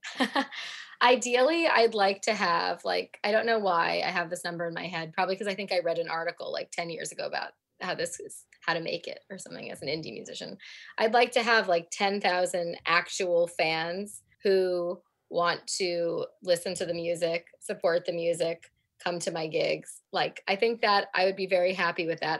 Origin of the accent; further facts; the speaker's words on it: New York City, New York, United States; moved away as an adult; now in Cambridge, United Kingdom; We're both from New York, and we happen to both live in Cambridge, England